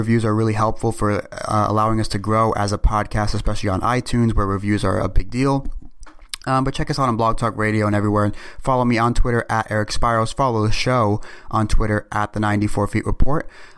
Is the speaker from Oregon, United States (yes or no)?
no; New York City, New York, United States; I'm from New York City